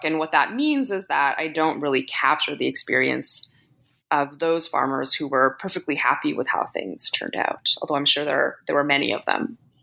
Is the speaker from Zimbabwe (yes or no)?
no; Canada; I'm Canadian